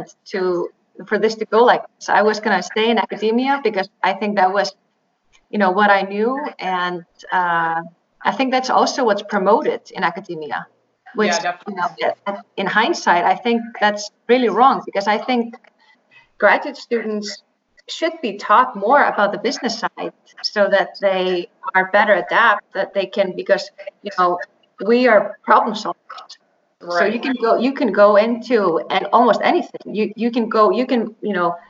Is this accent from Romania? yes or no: no; Iceland; moved away as an adult; also born or lived in Dallas, Texas / Duke University, North Carolina; I'm an Icelandic woman. So I was born in Iceland, and I did my bachelor's in biochemistry at the University of Iceland